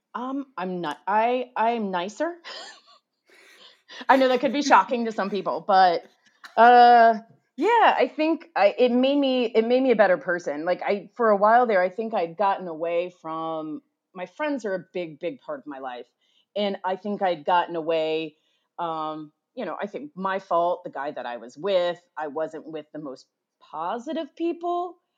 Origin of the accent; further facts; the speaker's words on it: United States; I'm an American